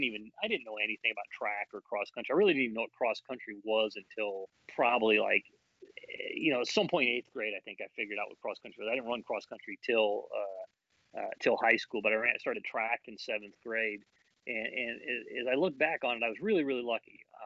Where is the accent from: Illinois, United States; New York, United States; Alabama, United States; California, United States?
Illinois, United States; Chicago area; moved away; also born or lived in Kent, Ohio; I'm from Illinois, I'm from the Chicago area